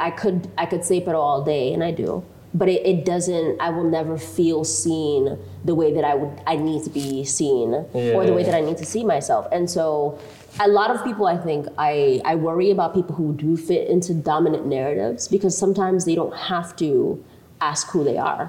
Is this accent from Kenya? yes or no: yes; Eldama Ravine, Baringo County, Kenya; born there; I was born in El Dama Ravine. Nobody knows where that is, right?